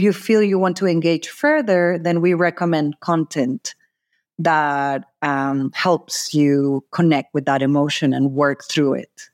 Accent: Mexico City, Mexico; moved away as an adult; also born or lived in San Francisco, California; I'm originally from Mexico City.

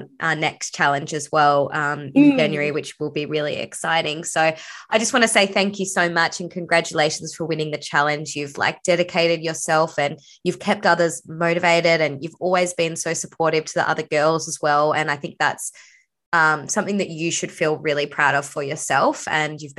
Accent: Sydney, New South Wales, Australia; I was born in Sydney

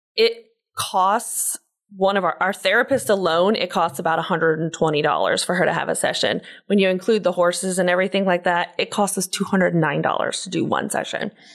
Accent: Pensacola, Florida, United States; I grew up in Pensacola, Florida

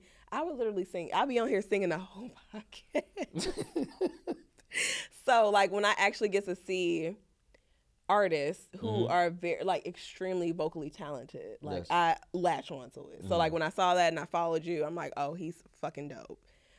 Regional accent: Jamaica; I'm Jamaican, so that's my shit.

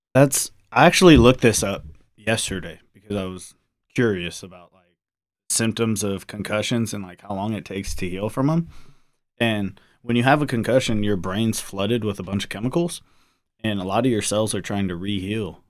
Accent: New Orleans, Louisiana, United States; I grew up in New Orleans

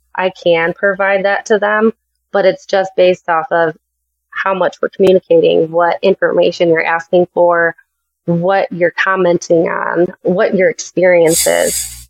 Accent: Chicago, Illinois, United States; I am from Chicago area

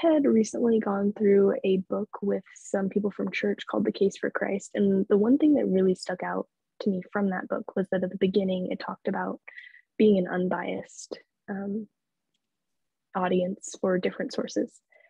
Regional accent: Lawrence, Kansas, United States; So I am from Lawrence, Kansas, home of the Jayhawks. And so I grew up in a college town.

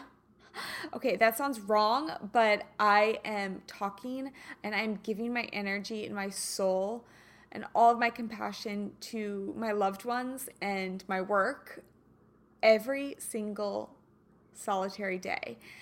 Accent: Kansas City, United States; moved away; also born or lived in St. Louis / Los Angeles area; I'm a Kansas girl. You know this. I was born and raised in Kansas City

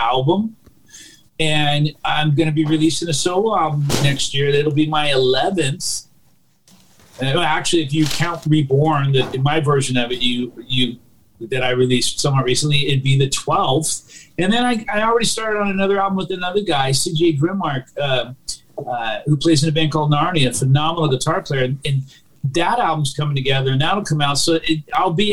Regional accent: California, United States; moved away as an adult; also born or lived in Fullerton, California; now in Massachusetts, United States; I was born and raised in California.

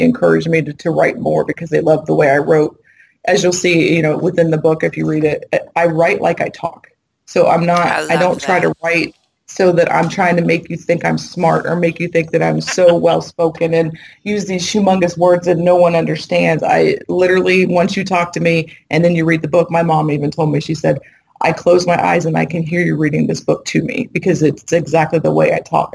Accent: Ohio, United States; moved away as an adult; also born or lived in Massachusetts; I'm from Ohio, so my mother and father were in Ohio. I'm in Massachusetts

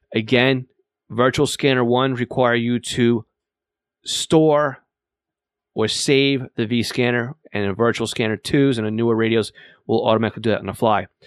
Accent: Long Island, New York, United States; accent: Long Island; I live here on Long Island

